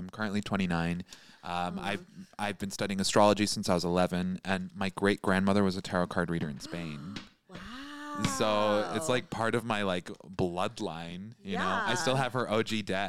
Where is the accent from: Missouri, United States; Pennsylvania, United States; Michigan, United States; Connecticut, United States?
Michigan, United States; moved away; I'm from Michigan.